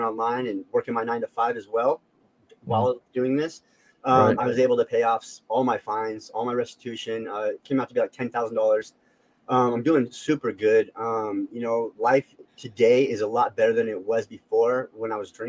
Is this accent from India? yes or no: no; Las Vegas, Nevada, United States; I was born in Las Vegas, grew up in a highly gang populated area.